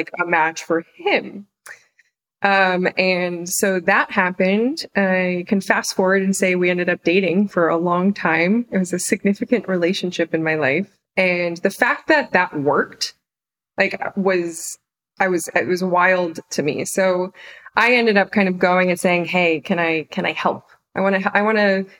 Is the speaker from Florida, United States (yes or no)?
no; the Poconos, Pennsylvania, United States; moved away as an adult; also born or lived in New York City; I grew up mostly in Pennsylvania, in the Poconos